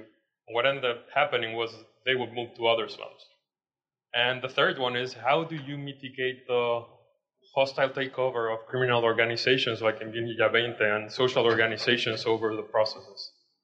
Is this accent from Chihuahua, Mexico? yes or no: no; Mexico City, Mexico; I'm from Mexico City.